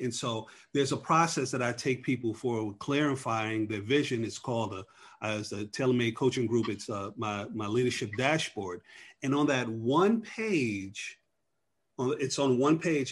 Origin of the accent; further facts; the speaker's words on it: New York, United States; now in Atlanta, United States; I'm originally from New York.